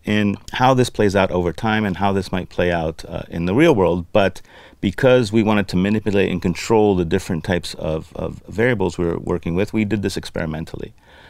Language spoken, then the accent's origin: English; Lebanon; I grew up in Lebanon, which is a country that doesn't have much of a system or much of an ethical structure or even a government